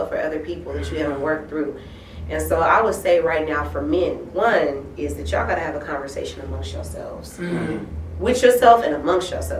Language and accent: English; San Francisco, California, United States; I'm from Frisco, Hunters Point, Lakeview, to be exact